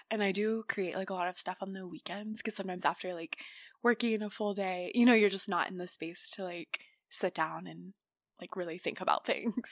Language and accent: English; Tulsa, Oklahoma, United States; moved away as an adult; now in New York, United States; I grew up in Oklahoma and went to school at Oklahoma State